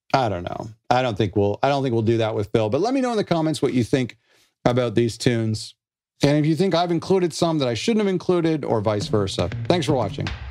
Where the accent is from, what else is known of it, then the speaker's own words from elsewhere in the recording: Canada; I'm not American, I'm Canadian.